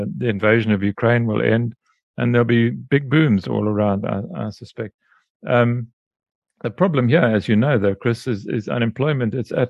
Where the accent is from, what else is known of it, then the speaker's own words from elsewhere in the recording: South Africa; as a South African living here